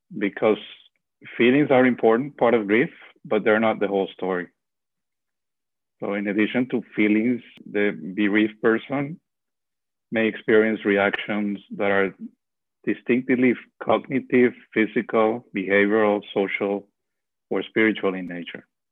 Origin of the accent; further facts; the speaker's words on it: Venezuela; moved away; I'm also from Venezuela